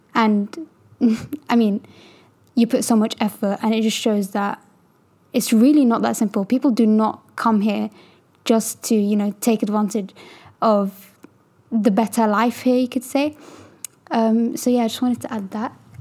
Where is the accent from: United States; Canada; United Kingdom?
United Kingdom; I was actually born here